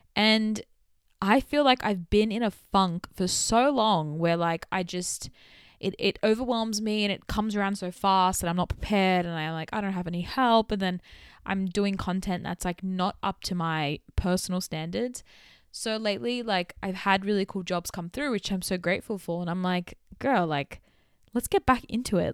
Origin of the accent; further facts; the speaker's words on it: Sydney, New South Wales, Australia; accent: Australian; my Australian culture, specifically from being from Western Sydney